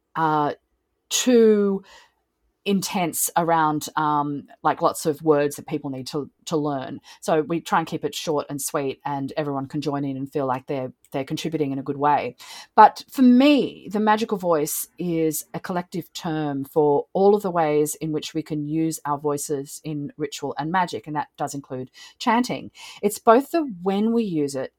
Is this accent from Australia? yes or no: yes; Australia; I am also Australian